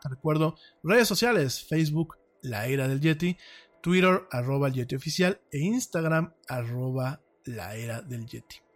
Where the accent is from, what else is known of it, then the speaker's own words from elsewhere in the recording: Mexico; como mexicano